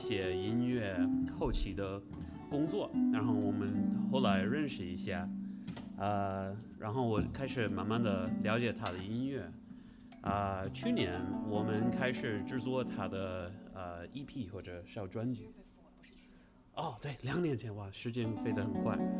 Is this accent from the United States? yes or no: yes; United States; Chinese is a second language; moved away; 我是来自美国的一个电子创作人，呃，制作人